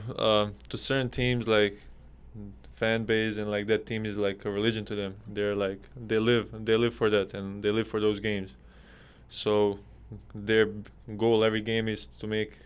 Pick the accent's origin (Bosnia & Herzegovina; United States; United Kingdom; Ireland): Bosnia & Herzegovina; Sarajevo; now in Spain; I flew from Bosnia, from my hometown, Sarajevo